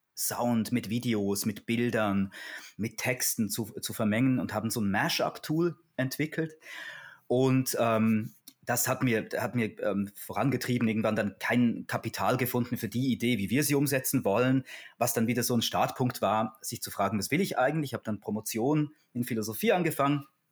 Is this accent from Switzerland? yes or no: yes; Switzerland; also born or lived in Basel; in der Schweiz, bin ja Schweizer, nach der Matura